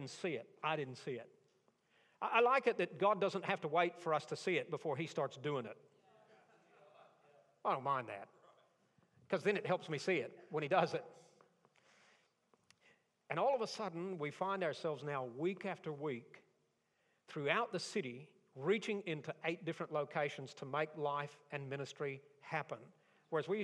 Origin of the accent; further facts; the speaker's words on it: Tornado Alley, United States; I grew up in Tornado Alley.